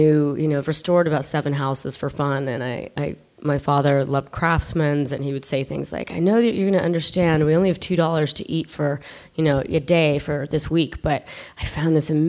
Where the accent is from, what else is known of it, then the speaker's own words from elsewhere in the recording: Ireland; I'm Irish